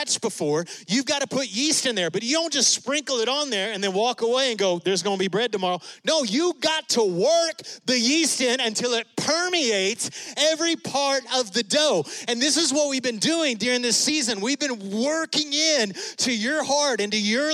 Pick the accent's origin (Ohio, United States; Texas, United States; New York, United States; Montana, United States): Texas, United States; West; we're from West Texas